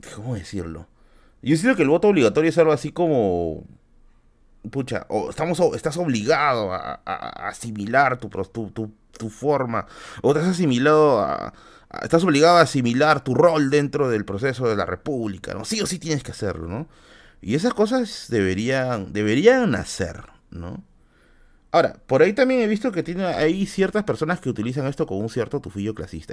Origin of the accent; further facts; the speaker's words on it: Peru; como peruanos